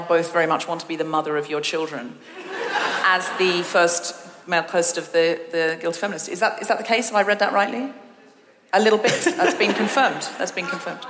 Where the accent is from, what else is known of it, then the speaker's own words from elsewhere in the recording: Australia; first language English; moved away as an adult; now in United Kingdom; I went from Australia to the UK